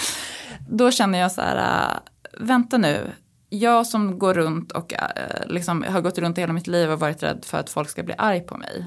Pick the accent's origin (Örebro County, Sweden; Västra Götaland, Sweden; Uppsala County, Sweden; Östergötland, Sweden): Uppsala County, Sweden; Uppsala; now in Stockholm, Sweden; jag är liksom uppväxt i Uppsala